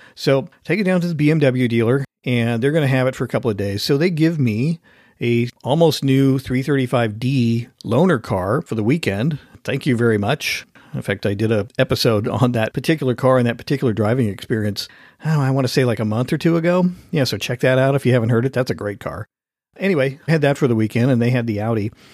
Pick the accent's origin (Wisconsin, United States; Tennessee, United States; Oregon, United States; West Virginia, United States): Oregon, United States; now in Washington, United States; I was born in Oregon